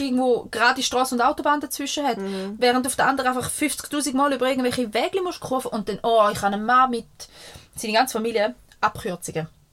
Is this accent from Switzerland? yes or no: yes; Switzerland; ich bin in dem Dorf aufgewachsen. Ich, wohne, ich habe vier Jahre nicht hier gewohnt